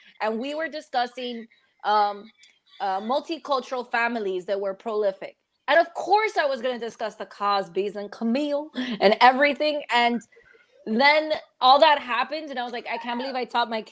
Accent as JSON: {"language": "English", "country": "United States", "said": "I'm American"}